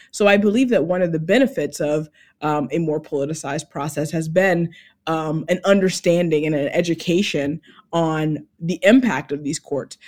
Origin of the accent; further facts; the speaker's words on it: Georgia, United States; my home state of Georgia